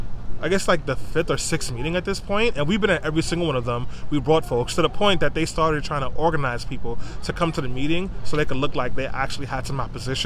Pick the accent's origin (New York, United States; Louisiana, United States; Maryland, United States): New York, United States; New York City; I'm from East New York, Brooklyn. I grew up there, born and raised there. I can't afford to move back.